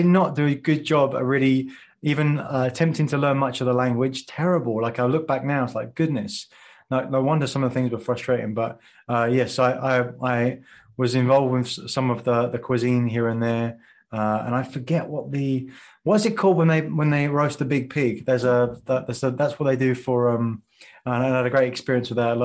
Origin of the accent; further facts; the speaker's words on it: England, United Kingdom; moved away as an adult; when I grew up in England and working in financial services